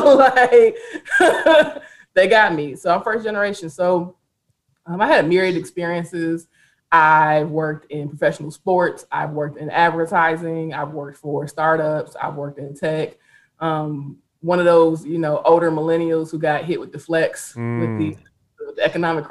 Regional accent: Detroit, Michigan, United States; I'm from the greatest city in the whole damn world. Detroit, Michigan

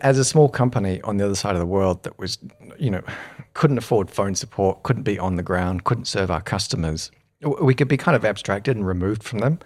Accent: New Zealand; moved away as an adult; also born or lived in United Kingdom; when I grew up in New Zealand

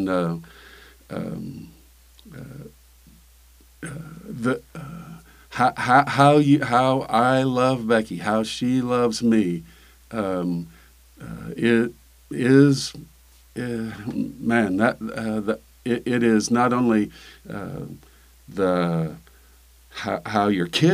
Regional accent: Illinois, United States; We grew up in Illinois

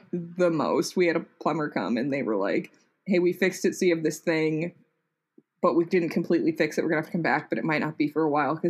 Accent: Texas, United States; a massive storm rolled up through here and it was cold for multiple days

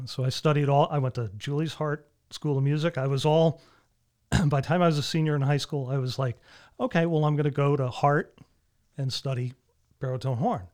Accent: Avon, Connecticut, United States; I'm from Avon, Connecticut

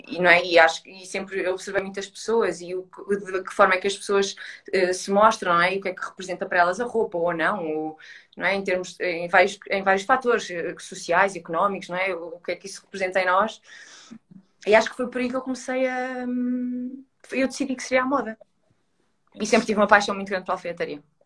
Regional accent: Coimbra, Centro, Portugal; now in Lisbon, Portugal; eu estou em Lisboa e eu sou de Coimbra

